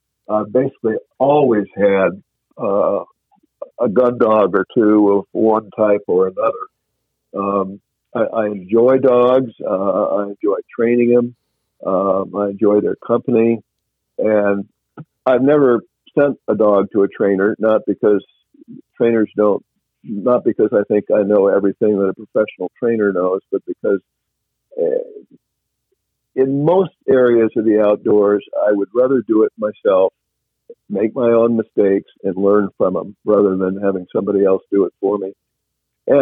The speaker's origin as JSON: {"language": "English", "region": "Washington", "country": "United States", "tie": "born or raised there", "said": "I enjoy hunting chukar, which I did a lot of when I was growing up in Washington."}